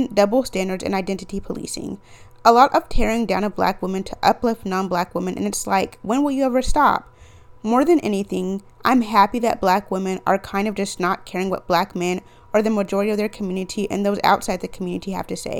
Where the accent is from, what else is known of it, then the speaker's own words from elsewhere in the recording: Texas, United States; my home state